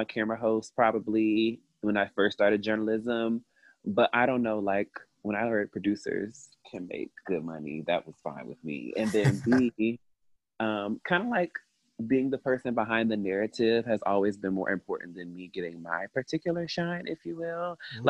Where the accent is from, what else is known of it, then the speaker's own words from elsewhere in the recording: Tallahassee, Florida, United States; also born or lived in Miami, Florida; I'm originally from Tallahassee, Florida. All of my family is from the Miami area